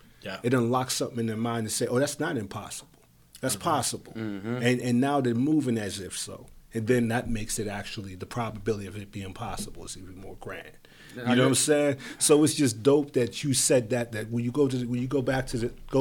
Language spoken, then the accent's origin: English; Braddock, Pennsylvania, United States; I'm from Braddock